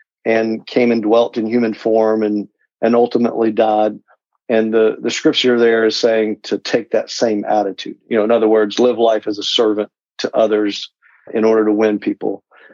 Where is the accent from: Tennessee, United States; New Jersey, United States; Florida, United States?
Tennessee, United States; Knoxville; I grew up in Tennessee, and so I'm from the Knoxville area